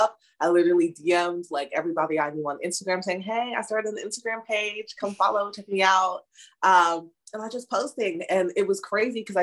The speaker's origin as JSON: {"language": "English", "town": "Chicago", "region": "Illinois", "country": "United States", "tie": "born or raised there", "also_born_or_lived": "London, England", "said": "I grew up in the Chicago suburbs"}